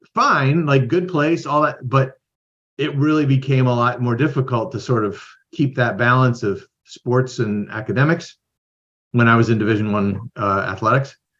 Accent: Midwest, United States; moved away as an adult; also born or lived in Idaho / Iowa; I grew up in the Midwest

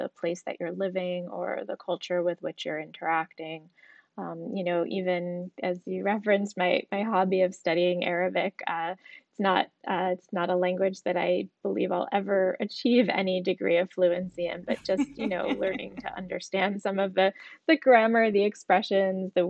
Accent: New York, United States; moved away as an adult; also born or lived in South Africa; I grew up in New York

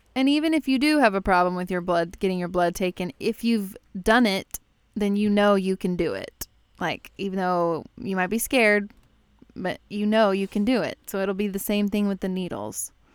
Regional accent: Texas, United States; now in Chicago, United States; I moved to Chicago, obviously. I grew up in Texas

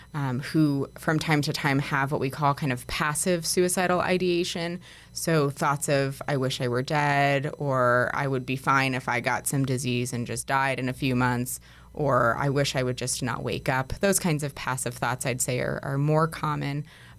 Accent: New York, United States; now in Denver, United States; So I'm a licensed clinical social worker, and I'm originally from New York. I've been in Denver for about 6 years

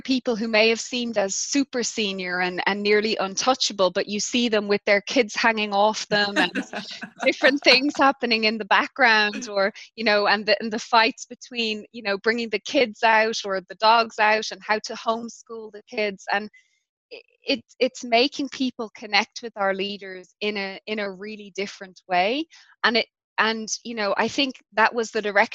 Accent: Ireland; also born or lived in London, United Kingdom / Zurich, Switzerland; now in South Africa; as an Irish person

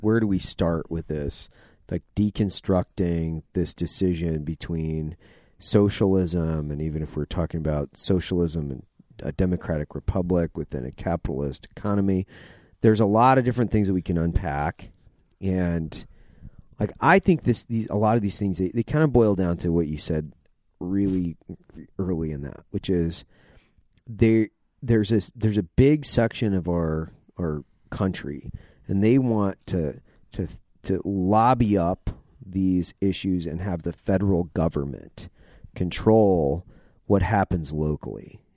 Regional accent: Idaho, United States; I'm from Idaho. My dad was a logger

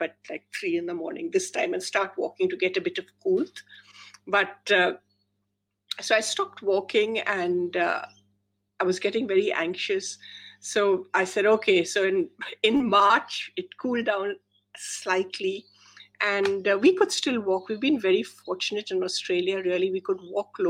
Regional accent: India; moved away; I grew up in India and we still go to India a lot

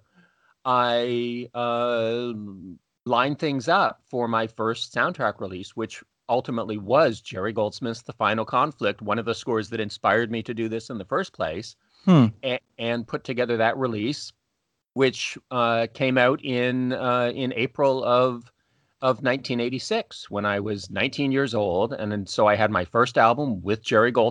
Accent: just outside of Toronto, Ontario, Canada; I'm Canadian, grew up just outside of Toronto

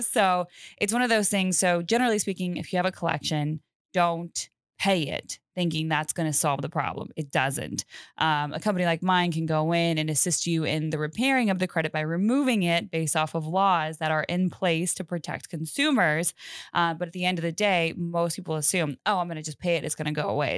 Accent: Colorado, United States; I'm originally from Colorado, uh, cool. uh, born and raised

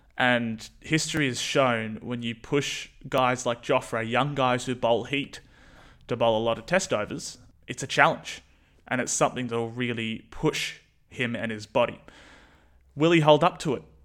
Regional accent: New Zealand; being a Kiwi

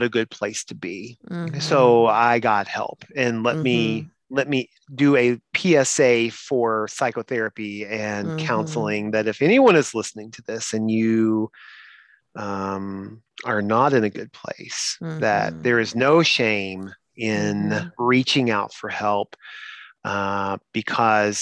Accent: Eastern Kentucky, United States; I was from Eastern Kentucky

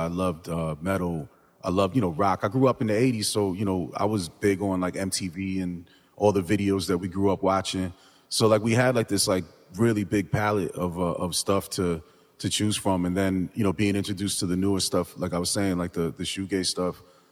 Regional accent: New Jersey, United States; growing up in Jersey

